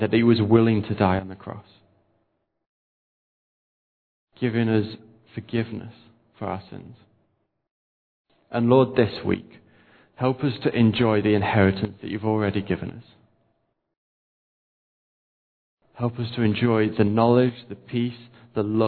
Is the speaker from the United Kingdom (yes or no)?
yes; United Kingdom; We're British